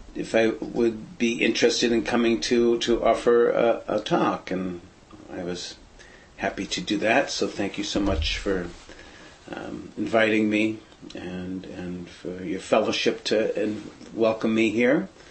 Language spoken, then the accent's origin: English; Boston, Massachusetts, United States; moved away; also born or lived in San Francisco Bay Area, California; growing up in the Boston area in Brighton